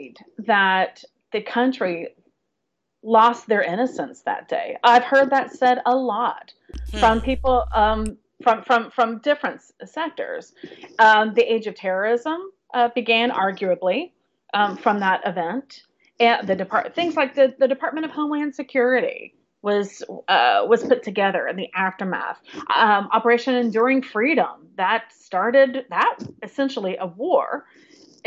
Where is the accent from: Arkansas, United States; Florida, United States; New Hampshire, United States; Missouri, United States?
Florida, United States; now in New York City, United States; my hometown in Florida